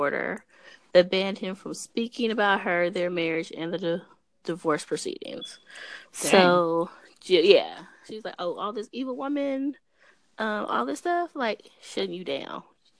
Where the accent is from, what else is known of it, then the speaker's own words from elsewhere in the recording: New York, United States; I told her she's from Philly, but I'm from New York.